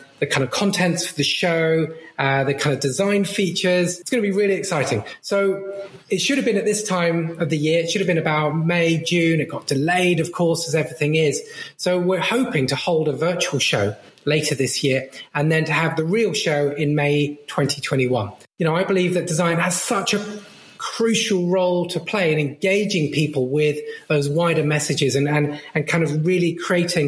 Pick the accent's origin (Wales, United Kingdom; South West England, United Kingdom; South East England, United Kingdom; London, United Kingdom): South East England, United Kingdom; Brighton; I grew up in Brighton and we lived both in the city, but also just outside in the countryside